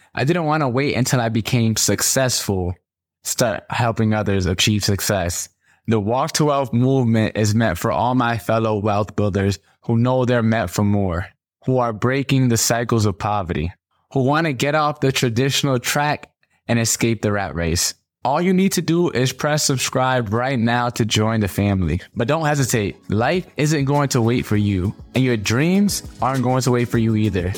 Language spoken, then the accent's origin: English; Stamford, Connecticut, United States; I grew up in Stamford, Connecticut, in the projects with nine people in a two bedroom.